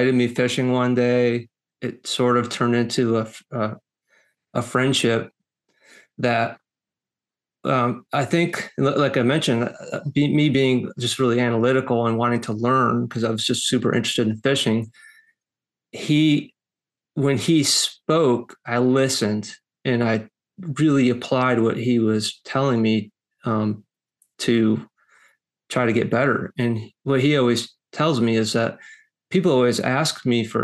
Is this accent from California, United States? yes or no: no; Rochester, New York, United States; now in Lowcountry, South Carolina, United States; I'm not from here. I'm from Western New York, Rochester area